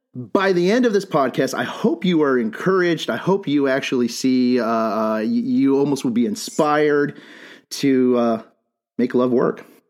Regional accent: Bisbee, Arizona, United States; I'm from Bisbee

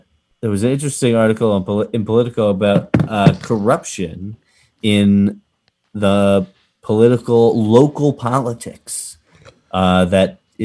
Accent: Massachusetts, United States; also born or lived in New York / Philadelphia, Pennsylvania; now in New Jersey, United States; I grew up in Massachusetts

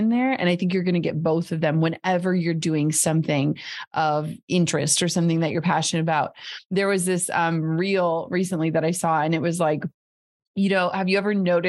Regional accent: Minnesota, United States; I grew up in Minnesota where everyone wears 18 layers and mukluks.

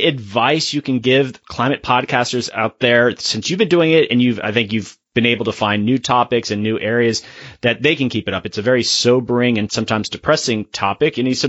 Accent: Florida, United States; moved away; I'm originally from Florida. In a previous life, I worked for the state there

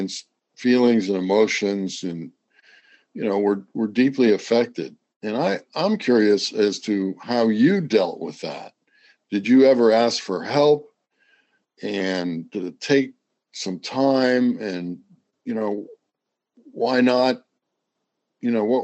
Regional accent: Midwest, United States; moved away; I went to the Ohio State University, so I'm Midwestern as well.

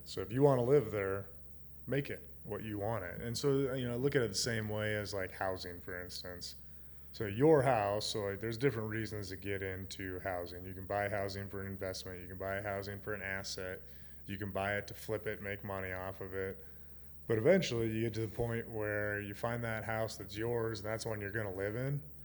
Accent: Gillette, Wyoming, United States; also born or lived in Nevada / North Dakota / South Dakota / Utah; Gillette's my hometown

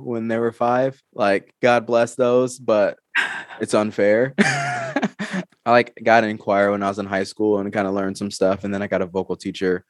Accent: Georgia, United States; now in Arizona, United States; I'm from Georgia, but I live in Arizona now.

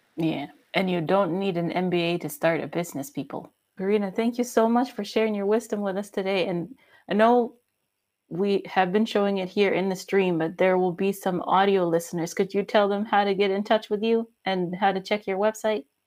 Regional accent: United States; now in Germany; I'm American, but I live in Germany

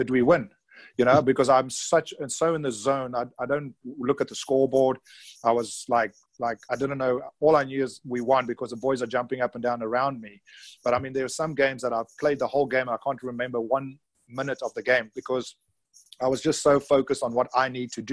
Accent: KwaZulu-Natal, South Africa; moved away as an adult; also born or lived in Pretoria, South Africa; I was born in Natal, so I've always been in those days a banana boy or a Natal supporter

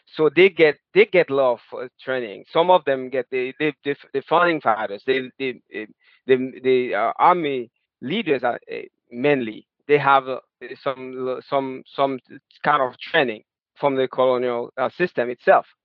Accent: Haiti; moved away as an adult; now in United States; I was born and raised in Haiti

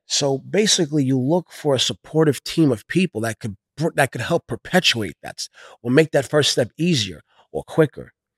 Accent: New York City, New York, United States; I come from Brooklyn, New York

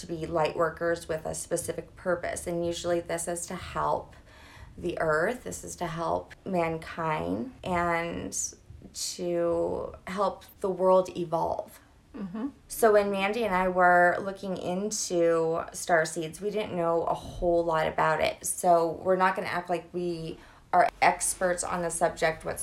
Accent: Louisiana, United States; I'm from Louisiana

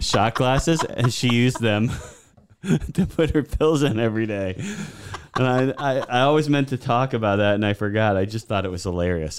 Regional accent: Boston, Massachusetts, United States; moved away; I was raised in Boston area, everything Boston

